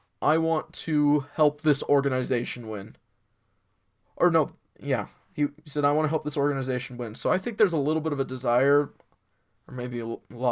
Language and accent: English; Utah, United States; I'm from Utah